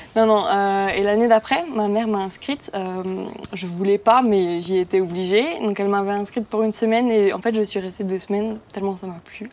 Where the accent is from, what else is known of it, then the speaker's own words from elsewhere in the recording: near Mulhouse, Grand Est, France; je viens de côté de Mulhouse